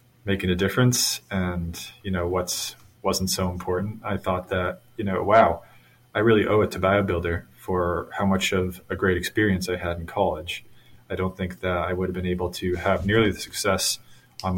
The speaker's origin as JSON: {"language": "English", "region": "Massachusetts near Boston", "country": "United States", "tie": "born or raised there", "said": "Growing up in Massachusetts near Boston"}